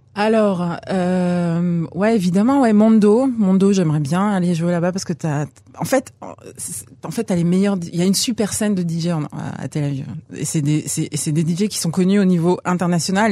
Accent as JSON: {"language": "French", "country": "France", "tie": "born or raised there", "moved": "as an adult", "lives_now": "Israel", "said": "je suis né en France, j'ai grandi en France, je suis arrivée à 22 ans"}